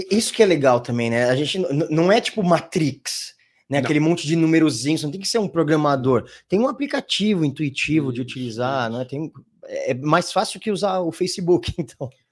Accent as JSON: {"language": "Portuguese", "country": "Brazil", "said": "somos brasileiros"}